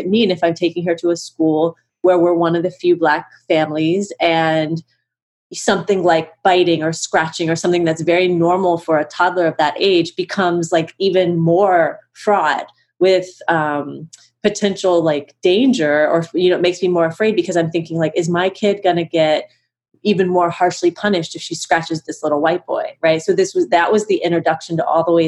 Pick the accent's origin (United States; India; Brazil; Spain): United States; Cincinnati, Ohio; I live in Cincinnati, Ohio